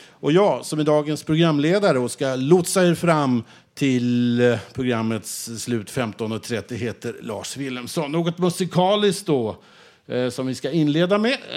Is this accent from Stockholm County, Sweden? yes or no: yes; Stockholm, Stockholm County, Sweden; also born or lived in Växjö; jag har vuxit upp i Stockholm, född i Växjö.